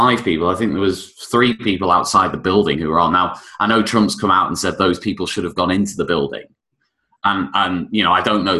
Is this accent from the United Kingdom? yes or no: yes; United Kingdom; being British